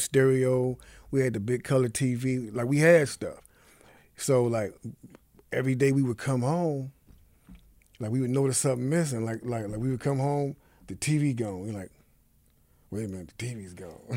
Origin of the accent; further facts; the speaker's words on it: Cleveland, Ohio, United States; was born and raised in Cleveland, Ohio